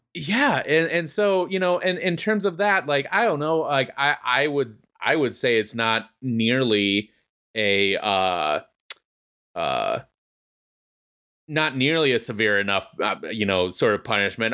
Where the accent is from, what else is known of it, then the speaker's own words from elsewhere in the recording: United States; as an American fan